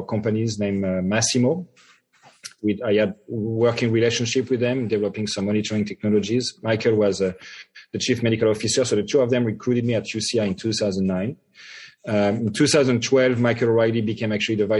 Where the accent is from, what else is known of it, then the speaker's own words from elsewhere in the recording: Paris, Île-de-France, France; moved away; I was born and raised in France, in Paris. I grew up in Paris.